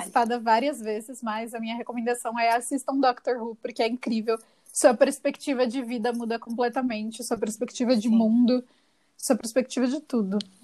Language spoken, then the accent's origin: Portuguese; São Paulo, Brazil; also born or lived in São José do Rio Preto; Eu nasci aqui em São Paulo, no momento eu estou em São Paulo